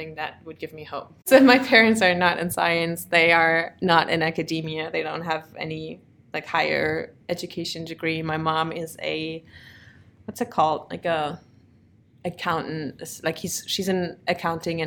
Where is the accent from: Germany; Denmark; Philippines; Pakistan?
Germany; Bad Fallingbostel, Lower Saxony; moved away as an adult; also born or lived in Krelingen / Braunschweig; now in United States; I'm originally from Germany